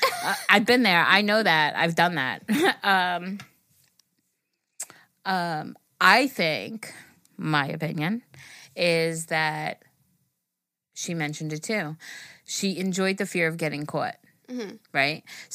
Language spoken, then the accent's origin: English; Puerto Rico; {S0} …. {S1} …. And I'm from Puerto Rico.